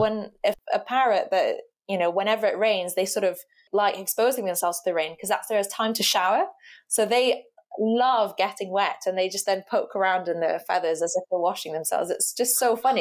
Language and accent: English; Rio de Janeiro, Brazil; now in Cambridge, United Kingdom; I grew up in Rio. So Rio to me is my, my home